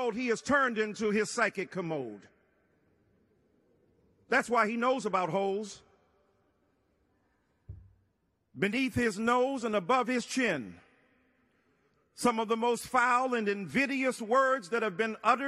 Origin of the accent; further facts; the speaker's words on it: Detroit, Michigan, United States; 67 in Detroit, my hometown